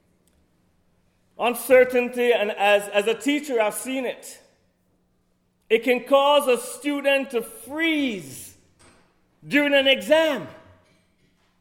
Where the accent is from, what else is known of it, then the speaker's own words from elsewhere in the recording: Kingston, Jamaica; moved away; I'm from the city of Kingston, which has a population of 1.6 million people